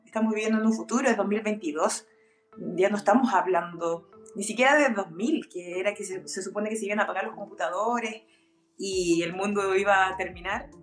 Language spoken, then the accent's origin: Spanish; Chile; somos pobres, somos chilenos, somos sudacas